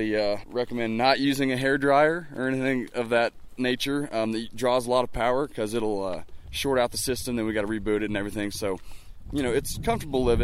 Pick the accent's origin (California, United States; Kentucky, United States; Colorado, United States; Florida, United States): Colorado, United States; Colorado Springs; also born or lived in Olathe, Kansas / Bob Marshall Wilderness, Montana; I spent the first 4 years of my life in Olathe, Kansas, and then we moved to Colorado Springs to be exact, and that's where I got my first taste of the mountains.